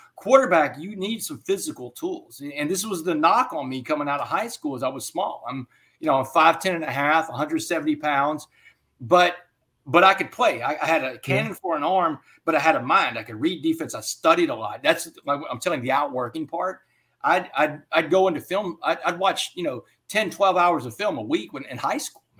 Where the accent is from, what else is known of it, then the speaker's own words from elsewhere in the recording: Texas, United States; it's like a religion in my home state